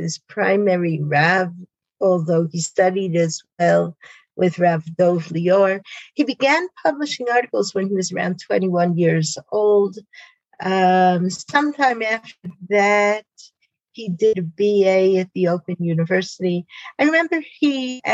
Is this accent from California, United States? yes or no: no; Spring Valley, New York, United States; moved away as an adult; also born or lived in Beit She'an, Israel; now in Israel; I grew up in Spring Valley, New York